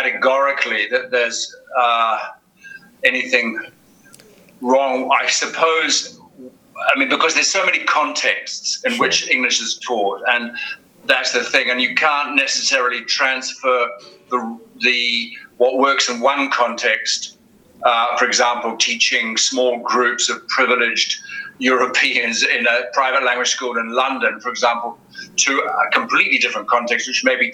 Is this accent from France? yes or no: no; New Zealand; also born or lived in United Kingdom / Egypt; now in Spain; I'm from New Zealand originally